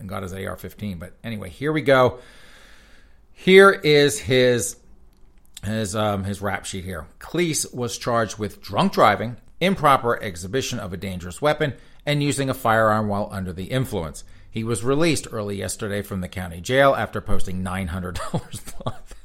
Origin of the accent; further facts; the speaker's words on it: United States; I'm American